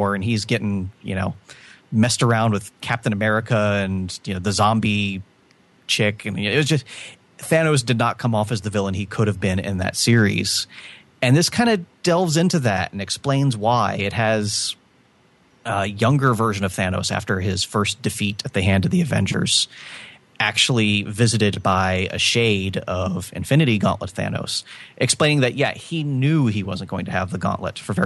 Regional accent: Georgia, United States; now in Florida, United States; I live in Florida, but I was born in Georgia, and I traveled up there quite frequently as a kid to visit my grandparents' family up there.

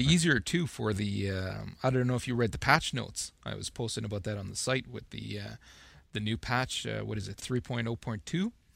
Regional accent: Northern Ontario, Canada; now in Ottawa, Canada; I'm I'm from North Ontario as well, Northern Ontario, Canada

